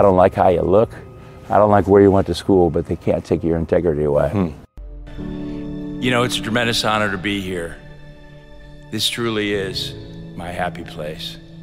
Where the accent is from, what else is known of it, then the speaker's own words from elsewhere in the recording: Midwest, United States; I grew up in the Midwest